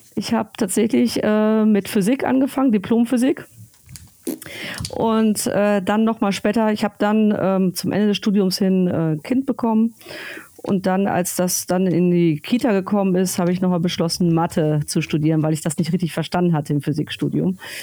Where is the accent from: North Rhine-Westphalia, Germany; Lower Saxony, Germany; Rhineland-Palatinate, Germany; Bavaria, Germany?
North Rhine-Westphalia, Germany; also born or lived in Berlin; now in Friedrichshafen, Germany; ich bin groß geworden am Niederrhein ja. in Nordrhein-Westfalen